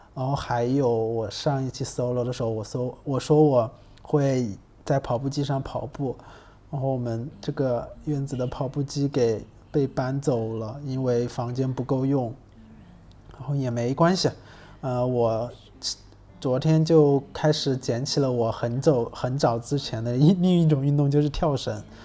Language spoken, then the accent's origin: Chinese; Hubei, China; moved away; 湖北，嗯，或，武汉或者是在我老家那边，就是我们那边是有汉江的